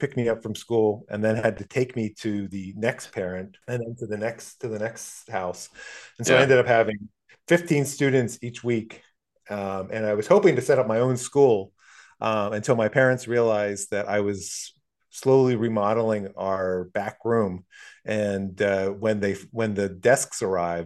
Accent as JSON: {"language": "English", "region": "Pennsylvania", "country": "United States", "tie": "born or raised there", "moved": "yes", "lives_now": "San Francisco, United States", "said": "my hometown, WPSU, back in Pennsylvania"}